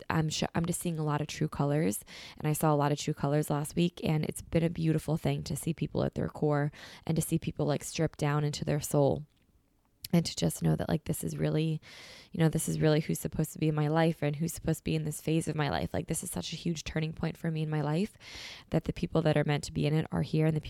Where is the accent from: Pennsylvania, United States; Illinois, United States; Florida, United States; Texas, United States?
Pennsylvania, United States; Philadelphia; I'm from Philly.